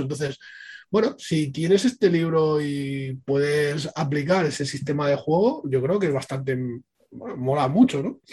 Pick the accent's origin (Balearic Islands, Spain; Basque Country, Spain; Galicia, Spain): Balearic Islands, Spain; Ibiza; Aquí en, en Ibiza, bueno, yo soy de Ibiza